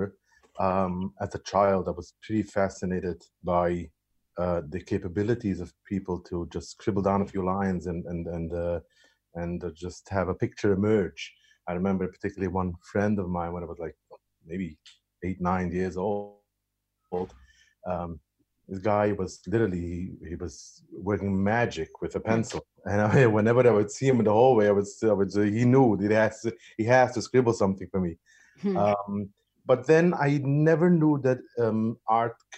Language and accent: English; New York City, New York, United States; born and raised in Brooklyn, Williamsburg, Brooklyn, the Hasidic part of Williamsburg.